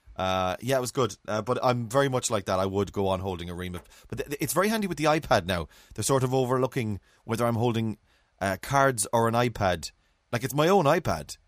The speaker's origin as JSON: {"language": "English", "region": "England", "country": "United Kingdom", "moved": "yes", "lives_now": "Cork, Ireland", "said": "As an English man in Cork"}